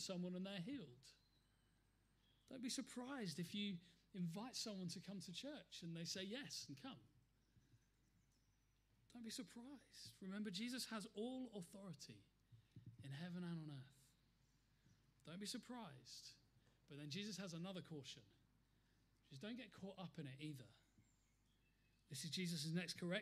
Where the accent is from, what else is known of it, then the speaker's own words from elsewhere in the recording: United Kingdom; also born or lived in Plymouth; We're British